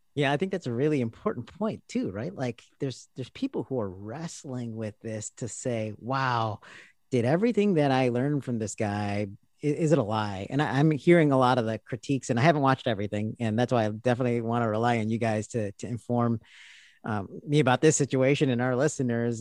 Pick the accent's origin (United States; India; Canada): India; I'm speaking as an Indian Christian